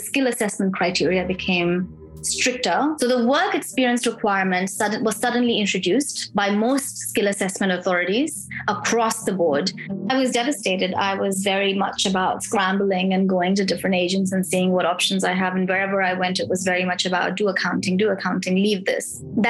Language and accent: English; Pakistan; also born or lived in Middle East; now in Melbourne, Australia; I migrated to Australia as an international student from Pakistan. I'm originally from Pakistan. I never really lived there. I grew up in the Middle East.